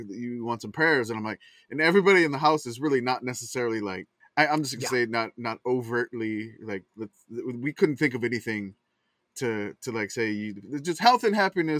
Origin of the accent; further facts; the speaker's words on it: Louisiana, United States; growing up in Louisiana.